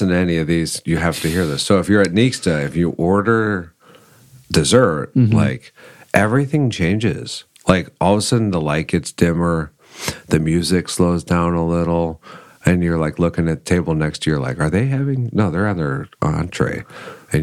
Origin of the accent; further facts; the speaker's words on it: Chicago area, Illinois, United States; moved away as an adult; now in Austin, United States; I'm from Chicago, the Chicagoland area, I have to say, because it's suburbs, right?